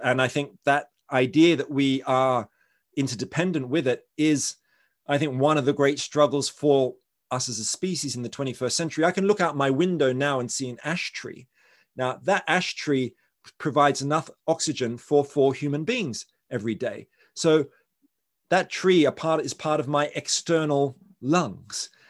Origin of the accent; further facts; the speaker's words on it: Australia; I'm from Australia